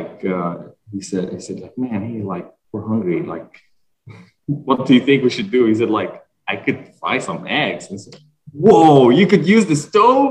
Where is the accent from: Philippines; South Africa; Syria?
Syria; Damascus, Damascus Governorate; English is a second language; moved away; Damascus, and my hometown.